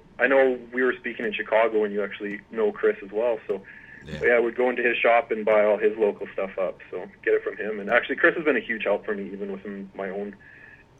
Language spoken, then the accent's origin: English; Lloydminster, Canada; now in Edmonton, Canada; I grew up on a farm south of Lloydminster